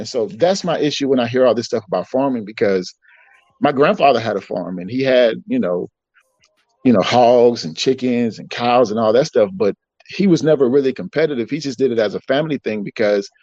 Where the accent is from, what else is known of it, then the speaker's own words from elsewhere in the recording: Georgia, United States; I grew up in Georgia